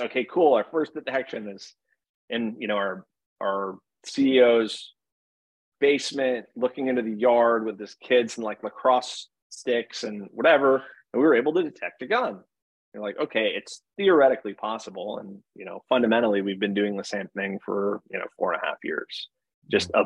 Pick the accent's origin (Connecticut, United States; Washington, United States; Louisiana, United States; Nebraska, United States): Connecticut, United States; Monroe; I'm from Connecticut. I I think more than any other one place, and I went to a middle school that was called Chalk Hill, and Chalk Hill was in a town called Monroe, Connecticut